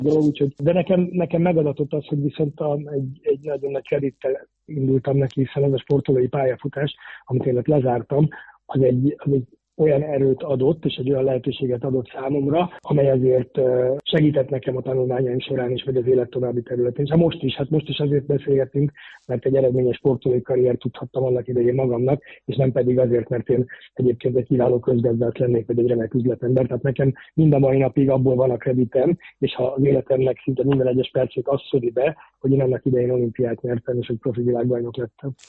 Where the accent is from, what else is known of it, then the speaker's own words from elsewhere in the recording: Budapest, Hungary; moved away as an adult; also born or lived in Germany; now in Switzerland; én ott születtem, ott is fogok majd valószínűleg meghalni